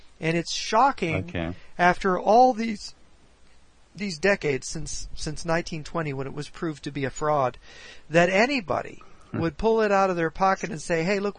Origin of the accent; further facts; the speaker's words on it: United States; we're the American imperialists.